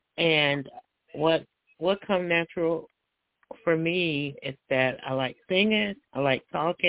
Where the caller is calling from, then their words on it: Cincinnati, Ohio, United States; I'm calling from Cincinnati, Ohio.